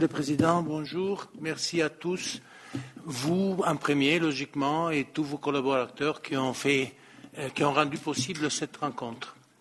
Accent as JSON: {"language": "French", "country": "Italy", "second_language": "French", "moved": "yes", "said": "en Italie, qui est mon pays d'origine"}